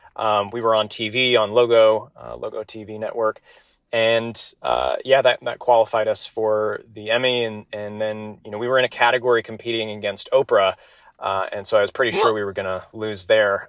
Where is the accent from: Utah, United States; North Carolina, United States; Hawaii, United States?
Utah, United States; Salt Lake City; born and raised in Salt Lake City.